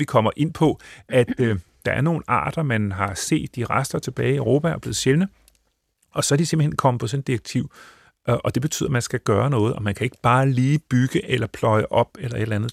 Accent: northern Bornholm, Capital Region of Denmark, Denmark; jeg voksede op på Nordbornholm, hvor det myldrede med sjove sommerfugle

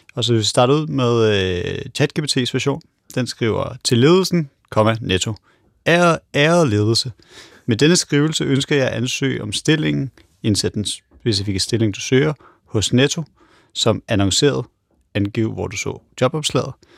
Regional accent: Denmark; vi som, som danskere

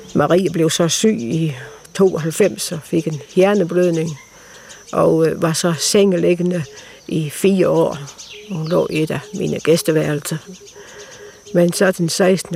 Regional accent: Denmark; moved away as an adult; also born or lived in Tanzania; now in Tarm, Denmark; komme hjem og måske opleve nogle år derhjemme i Danmark. Fordi at jeg har jo faktisk ikke boet i, Danmark siden i 61

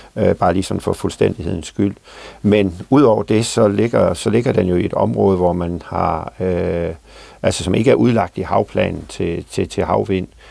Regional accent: Southern Denmark, Denmark; fra min egen kommune, hvor jeg kommer fra

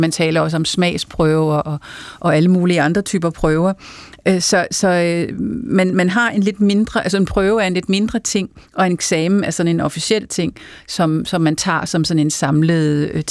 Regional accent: Farum, Capital Region of Denmark, Denmark; jeg kommer fra Farum

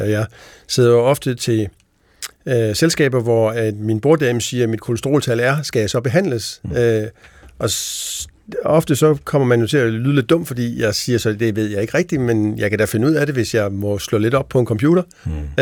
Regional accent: Denmark; vi som danskere

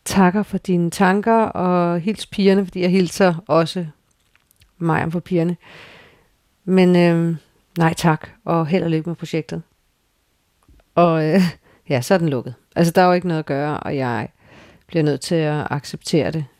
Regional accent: Frederiksberg, Capital Region of Denmark, Denmark; vores barndomskvarter og hen forbi mit barndomshjem, det gamle observatorium

